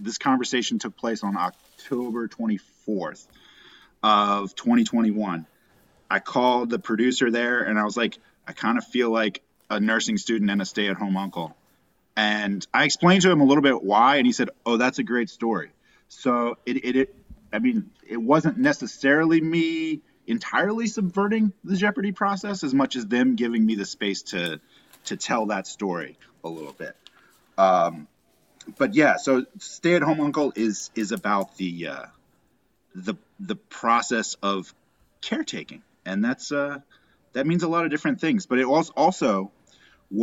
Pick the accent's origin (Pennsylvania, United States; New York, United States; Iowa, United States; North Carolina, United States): North Carolina, United States; Winston-Salem; I was born in Winston. We moved out here when I was about seventh grade